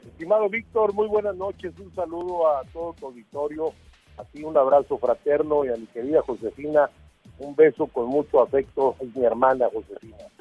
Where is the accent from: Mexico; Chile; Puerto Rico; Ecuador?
Mexico; somos mexicanos